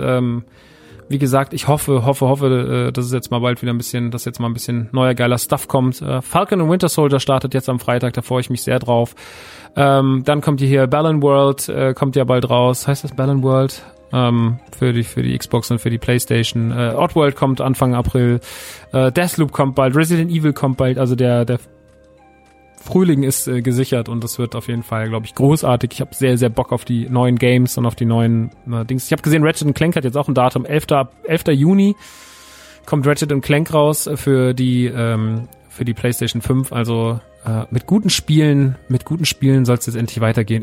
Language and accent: German; Aschaffenburg, Bavaria, Germany; wäre in Aschaffenburg gewesen, meine Heimat